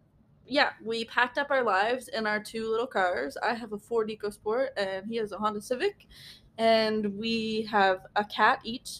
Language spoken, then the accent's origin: English; Nova Scotia, Canada; moved away as an adult; also born or lived in Alberta; now in British Columbia, Canada; We are from Nova Scotia, born and raised, both of us.